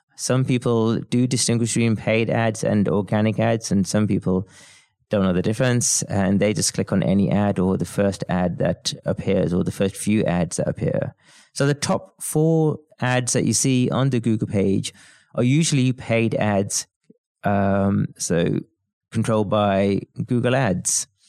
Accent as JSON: {"language": "English", "town": "Birmingham", "region": "West Midlands", "country": "United Kingdom", "said": "I'm from Birmingham in the U K"}